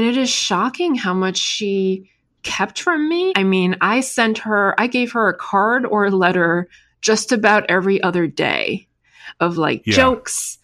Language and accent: English; New York, United States; first language Chinese; English is a second language; also born or lived in China; I moved to New York at age 7. So in second grade, my school was in Chinatown